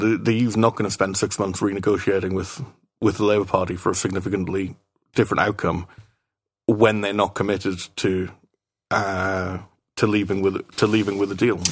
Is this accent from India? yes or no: no; United Kingdom; now in Brussels, Belgium; as a Brit in Brussels